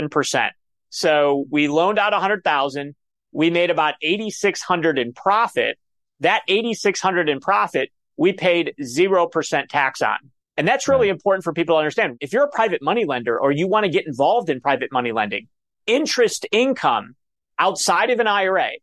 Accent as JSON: {"language": "English", "town": "Cleveland", "region": "Ohio", "country": "United States", "said": "I'm from Cleveland, Ohio"}